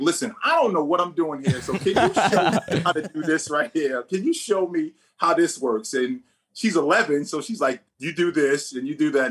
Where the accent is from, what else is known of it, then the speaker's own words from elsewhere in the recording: Jersey City, New Jersey, United States; also born or lived in Vermont / Ireland; I'm born and raised in Jersey City, so I'm from Jersey